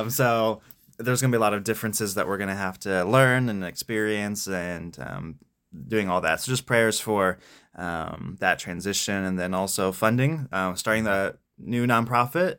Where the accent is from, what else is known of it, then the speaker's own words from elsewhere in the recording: Spring Grove, Pennsylvania, United States; I grew up in Spring Grove